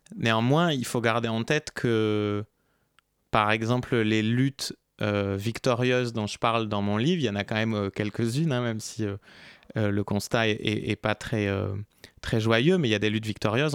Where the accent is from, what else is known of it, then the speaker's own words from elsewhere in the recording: Basque Country, Nouvelle-Aquitaine, France; moved away as an adult; now in Paris, France; ça fait 12 ans que je suis à Paris, mais je suis du Pays Basque